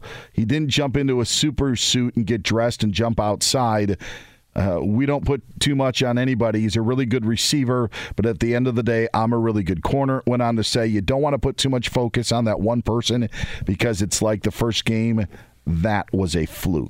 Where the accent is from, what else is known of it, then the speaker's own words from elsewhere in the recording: Midwest, United States; And maybe because I'm from the Midwest, I know about this rivalry